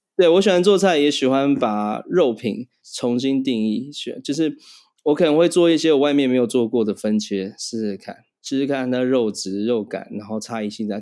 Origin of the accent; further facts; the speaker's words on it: Taiwan; also born or lived in Thailand; 我算台湾人，但是我不是在台湾出生，我在泰国出生的